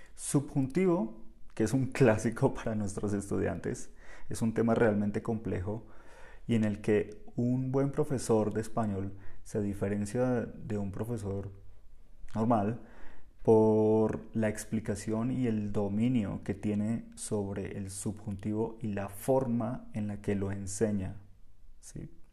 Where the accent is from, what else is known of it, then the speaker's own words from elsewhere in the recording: Bogotá, Colombia; Nosotros hablamos diferente en Bogotá, yo soy bogotano